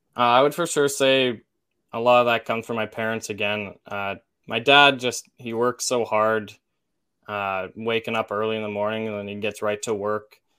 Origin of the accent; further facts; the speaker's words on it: Olds, Alberta, Canada; I'm from Olds